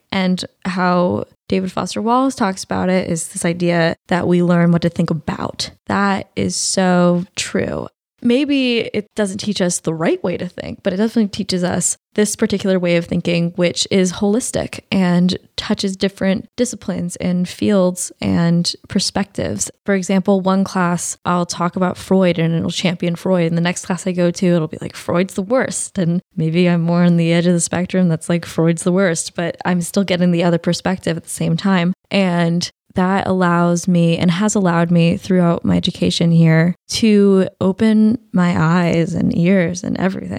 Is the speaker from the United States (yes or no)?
no; Kenya; I've heard this speech a few times now, especially being Kenyan students.